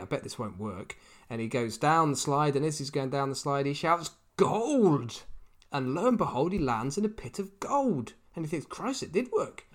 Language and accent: English; United Kingdom; my hometown in the UK